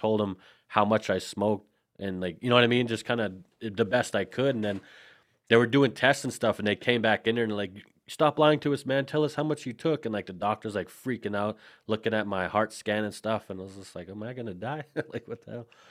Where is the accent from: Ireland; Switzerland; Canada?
Canada; Saskatchewan; I'm actually from Canada, man. I live central Canada in a province called Saskatchewan